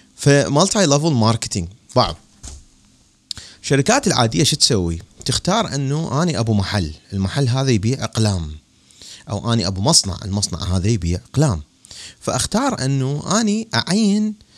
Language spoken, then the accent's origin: Arabic; Baghdad, Baghdad Governorate, Iraq; moved away as an adult; مثل ما صار عندنا بالعراق بالتسعينات